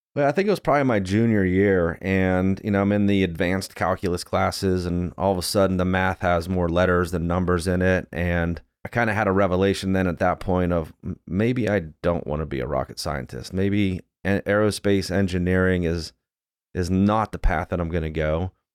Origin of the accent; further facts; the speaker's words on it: Johnstown, Pennsylvania, United States; I grew up in Johnstown, Pennsylvania